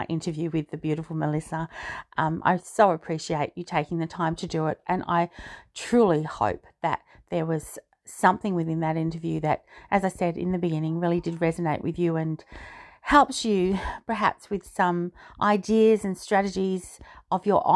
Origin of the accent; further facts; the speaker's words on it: Australia; which I am, being Australian